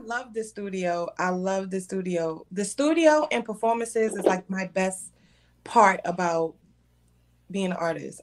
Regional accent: New York City, New York, United States; I'm from Brooklyn.

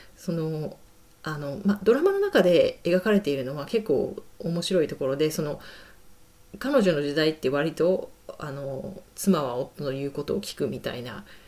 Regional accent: Japan; now in United Kingdom; 私もちろん日本出身

